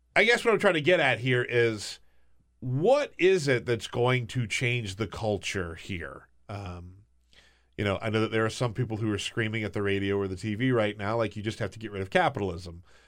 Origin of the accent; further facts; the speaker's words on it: South Carolina, United States; moved away; I'm from South Carolina